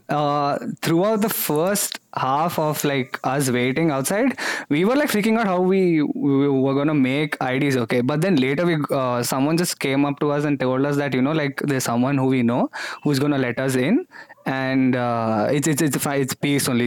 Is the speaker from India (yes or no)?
yes; Hyderabad, Telangana, India; I was born in Hyderabad